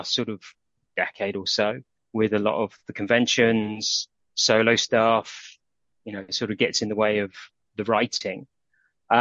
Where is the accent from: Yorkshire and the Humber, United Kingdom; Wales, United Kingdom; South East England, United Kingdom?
South East England, United Kingdom; Aston Clinton; also born or lived in London; now in Aylesbury, United Kingdom; we moved up from London to a village called Aston Clinton